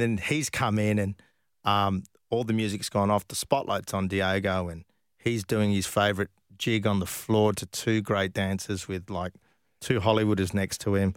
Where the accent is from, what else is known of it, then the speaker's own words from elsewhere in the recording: Perth, Western Australia, Australia; I came from Perth.